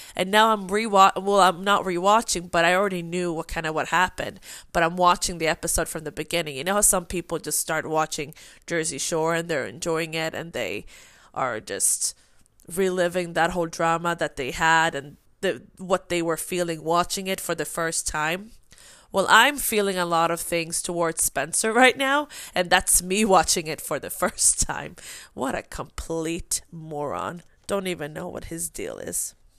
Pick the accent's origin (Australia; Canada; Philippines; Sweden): Sweden; English is a second language; moved away; I am from Sweden